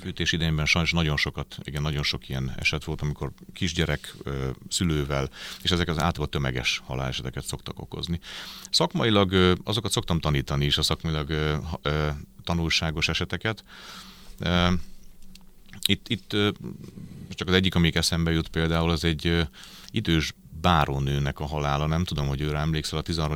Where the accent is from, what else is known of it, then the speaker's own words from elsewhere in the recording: Pécs, Baranya, Hungary; also born or lived in Győr; Győrben születtem, de aztán viszonylag korán édesapám munkája miatt elköltöztünk Pécsre, és aztán Pécsen nőttem föl egészen az érettségig